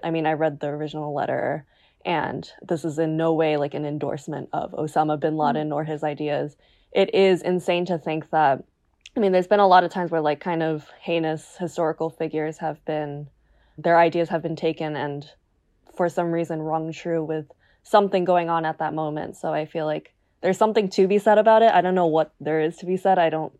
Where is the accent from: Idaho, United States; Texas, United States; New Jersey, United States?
New Jersey, United States; So obviously I'm American. Mm-hmm. And having grown up in New Jersey, I think like I was really taught about pretty much everything.